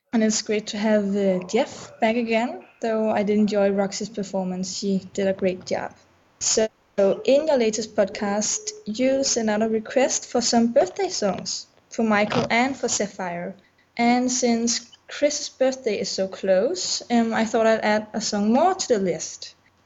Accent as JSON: {"language": "English", "country": "Denmark", "second_language": "English", "said": "I'm from Denmark, so that is why if my English is a bit rusty"}